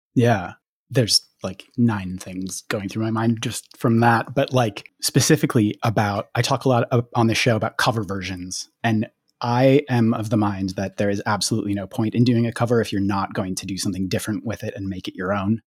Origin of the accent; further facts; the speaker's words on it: Minneapolis, Minnesota, United States; I grew up in the Twin Cities